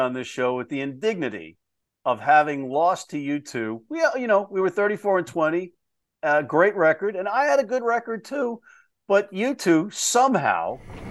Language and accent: English; Hudson County, New Jersey, United States; I'm from Hudson County. I've said I'm from New Jersey the entirety of this show